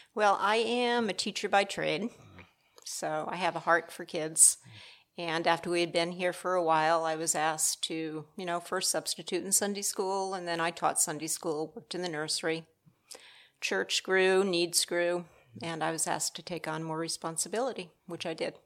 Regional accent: Rhode Island, United States; moved away as an adult; also born or lived in Michigan; I'm actually a transplant from the Northeast. Uh, my husband's from New Jersey, I'm from Rhode Island.

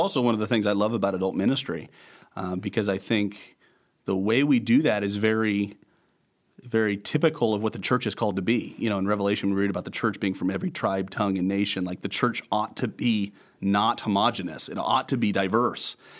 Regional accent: Bridgeport, Nebraska, United States; also born or lived in Denver, Colorado / Arcadia, Nebraska; I was born in Denver, Colorado, but raised in western Nebraska, Bridgeport, and then Arcadia

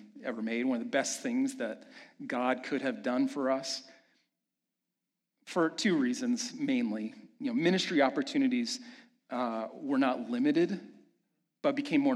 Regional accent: Kansas City, United States; moved away as an adult; Amanda and I made the decision to move back to my hometown in Kansas City

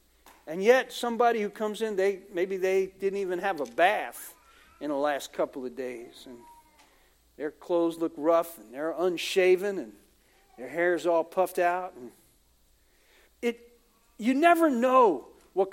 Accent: United States; for a lot of us Americans, we're kind of blunt, you know, where are you from?

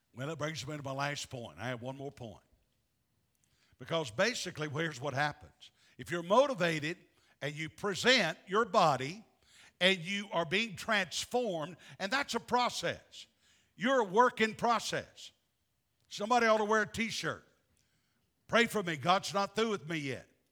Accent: the American South, United States; I'm a Southerner.

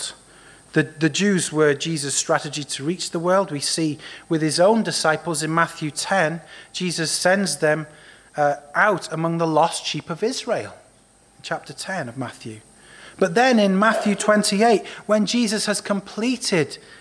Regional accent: Wales, United Kingdom; Growing up in Wales, we were often told the inspirational story of Mary Jones

